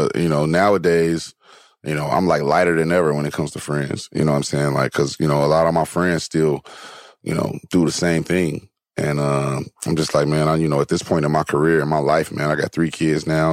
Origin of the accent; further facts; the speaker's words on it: Gary, Indiana, United States; now in Los Angeles, United States; I'm from Gary